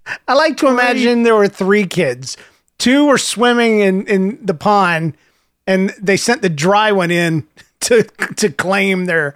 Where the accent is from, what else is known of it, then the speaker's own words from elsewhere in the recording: Alberta, Canada; I'm 11 from Alberta, Canada.